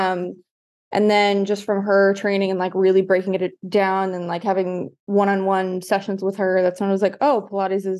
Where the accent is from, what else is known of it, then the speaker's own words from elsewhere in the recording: New York City, New York, United States; also born or lived in Manhattan; I'm originally from Staten Island, so full New Yorker